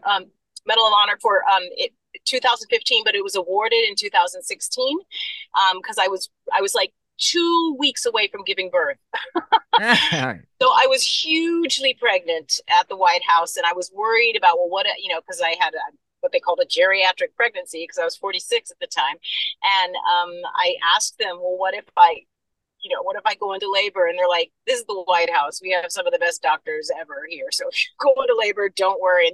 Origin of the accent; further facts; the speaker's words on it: Fresno, California, United States; also born or lived in Berlin, Germany; I was born in Berlin, Germany, yes, but I was raised in Fresno, California.